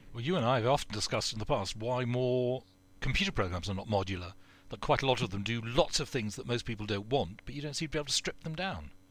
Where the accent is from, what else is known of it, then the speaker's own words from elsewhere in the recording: United Kingdom; We're British.